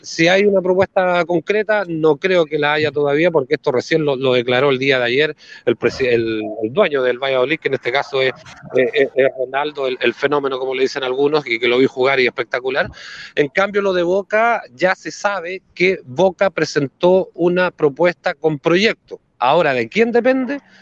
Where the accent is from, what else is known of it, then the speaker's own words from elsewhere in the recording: Viña del Mar, Valparaíso, Chile; el equipo de mi ciudad, como es Everton de Viña del Mar.